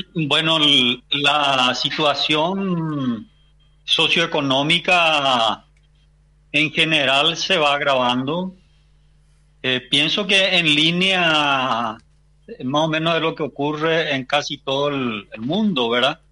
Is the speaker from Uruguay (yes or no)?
no; Haiti; now in Argentina; soy de Haití, vivo en Argentina